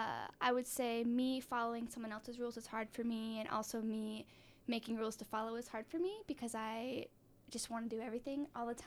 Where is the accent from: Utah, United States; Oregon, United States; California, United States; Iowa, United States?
Utah, United States; West Jordan; also born or lived in Salt Lake City, Utah / Sandy, Utah; I was born and raised in West Jordan. I've lived in Utah most of my life.